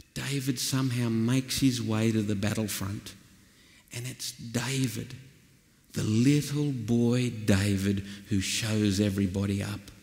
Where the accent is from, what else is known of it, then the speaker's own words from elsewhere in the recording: northwestern New South Wales, Australia; I come from the flat plains of northwestern New South Wales